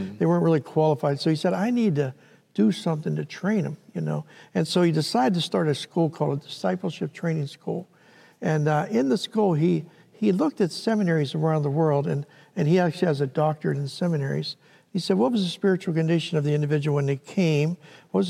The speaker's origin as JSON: {"language": "English", "town": "Pittsburgh", "region": "Pennsylvania", "country": "United States", "tie": "born or raised there", "moved": "as an adult", "lives_now": "Philadelphia, United States", "said": "I grew up in Pittsburgh, Pennsylvania"}